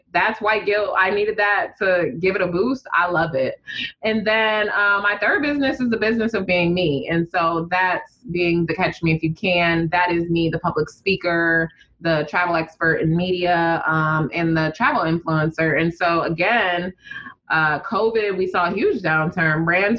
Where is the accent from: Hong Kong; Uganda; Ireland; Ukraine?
Uganda; also born or lived in Detroit, United States; Like, so all my friends from Detroit have connections to the South. I don't have that because I'm from Uganda.